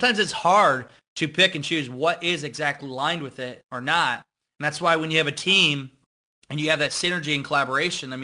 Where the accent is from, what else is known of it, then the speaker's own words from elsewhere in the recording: Iowa, United States; growing up in Iowa